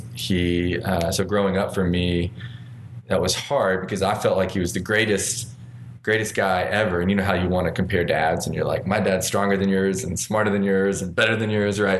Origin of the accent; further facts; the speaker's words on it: Arkansas, United States; I born and raised in Arkansas, and what seems kind of like a pretty ordinary but difficult childhood, and just with growing up in small town Arkansas.